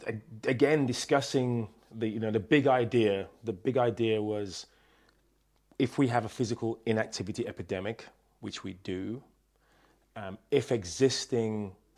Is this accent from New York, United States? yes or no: no; New Jersey, United States; Yes, and the fake accent, because I'm actually from New Jersey.